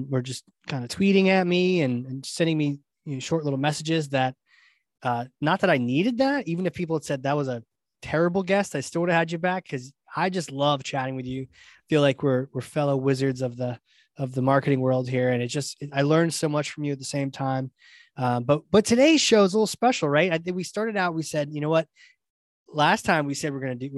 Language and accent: English; New England, United States; my hometown here in New England